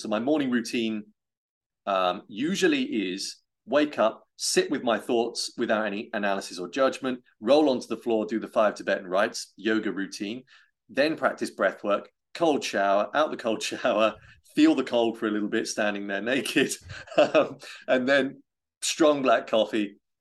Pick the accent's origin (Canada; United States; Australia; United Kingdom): United Kingdom; I'm British